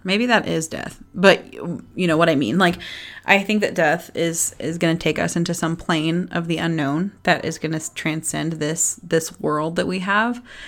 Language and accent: English; Texas, United States; I'm from Texas